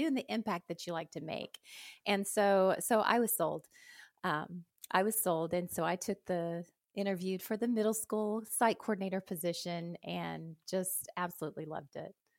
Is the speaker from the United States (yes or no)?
yes; Anadarko, Oklahoma, United States; I'm from Anadarko, Oklahoma